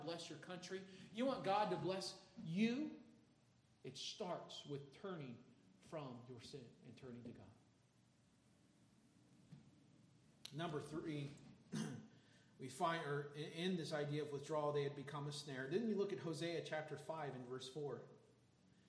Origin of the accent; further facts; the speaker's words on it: Chicago, Illinois, United States; growing up in Chicago